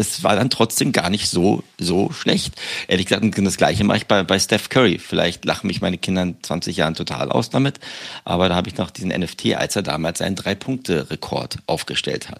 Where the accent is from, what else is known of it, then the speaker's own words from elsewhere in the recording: Berlin, Germany; moved away; ich bin jetzt in meiner Heimat